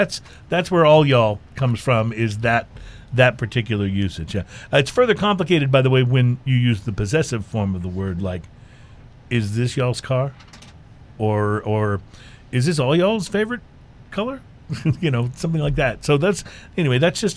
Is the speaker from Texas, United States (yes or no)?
yes; Texas, United States; I grew up in the Texas area